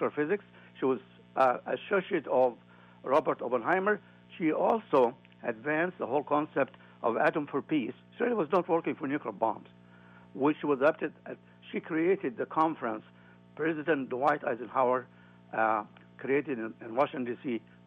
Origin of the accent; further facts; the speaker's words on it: Egypt; moved away; My home country, Egypt